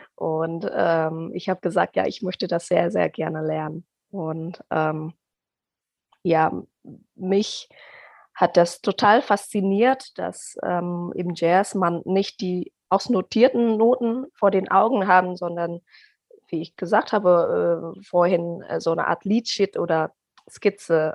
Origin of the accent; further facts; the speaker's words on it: Indonesia; German is a second language; now in Germany; ich komme aus Indonesien. Ich bin da geboren und aufgewachsen